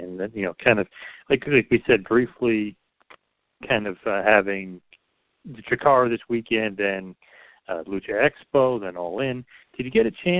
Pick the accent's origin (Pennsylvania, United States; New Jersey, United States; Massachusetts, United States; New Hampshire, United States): New Jersey, United States; I'm from New Jersey